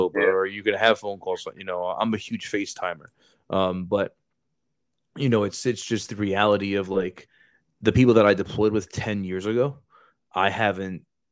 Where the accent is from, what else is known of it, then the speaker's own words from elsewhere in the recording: New Jersey, United States; I'm from Jersey